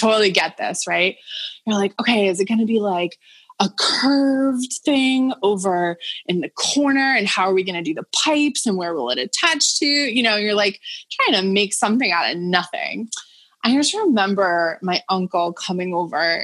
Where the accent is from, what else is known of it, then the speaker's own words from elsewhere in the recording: Boston area, Massachusetts, United States; moved away as an adult; also born or lived in New York City; I'm an adult living in kind of my hometown